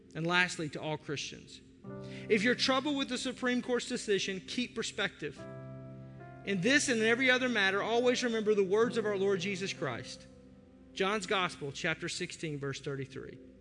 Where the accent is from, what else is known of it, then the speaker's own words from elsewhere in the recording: United States; As an American